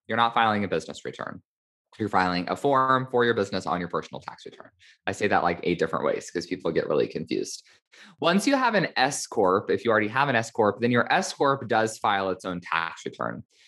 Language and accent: English; Indiana, United States; now in California, United States; my home state of Indiana